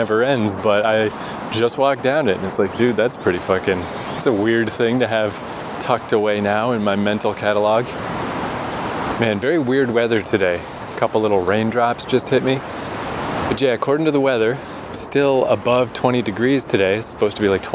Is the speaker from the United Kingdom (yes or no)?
no; Fredericton, New Brunswick, Canada; moved away as an adult; now in Tokyo, Japan; there's a university in my hometown, the University of New Brunswick